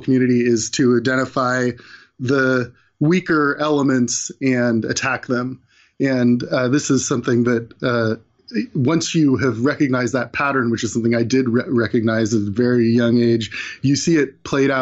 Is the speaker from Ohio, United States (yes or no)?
no; California, United States; I grew up in California.